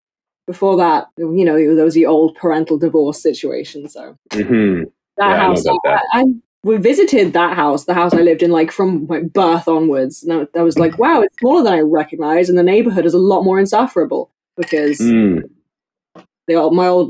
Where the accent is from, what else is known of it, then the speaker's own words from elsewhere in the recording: London, United Kingdom; accent: received pronunciation; my mom's house down in South London